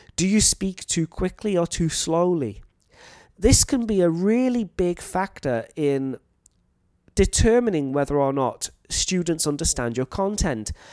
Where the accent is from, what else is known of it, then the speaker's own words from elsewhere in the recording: North Wales, United Kingdom; moved away as an adult; now in Thailand; I come from North Wales in the U K, and my accent is quite clear, I think. But there is also a local dialect